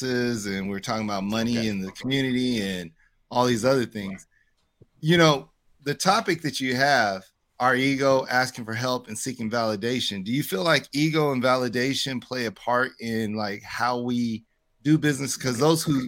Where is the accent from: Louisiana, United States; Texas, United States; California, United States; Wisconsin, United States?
California, United States; I'm from California